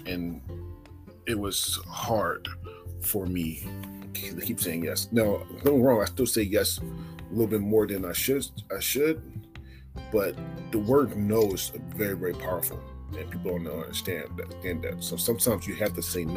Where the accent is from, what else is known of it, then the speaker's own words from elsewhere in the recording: Philadelphia, Pennsylvania, United States; moved away; also born or lived in Oregon; I'm born and raised in Philadelphia